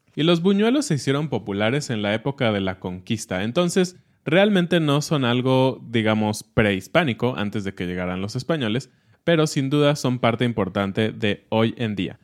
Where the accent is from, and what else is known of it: Mexico